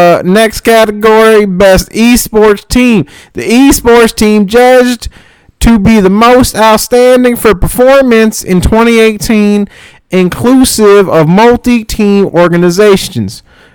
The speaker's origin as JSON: {"language": "English", "region": "the South", "country": "United States", "said": "I'm from the South."}